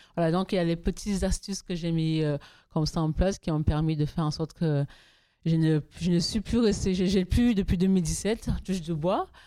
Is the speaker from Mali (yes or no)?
no; Toulouse, Occitania, France; je suis toulousaine, je suis pas parisienne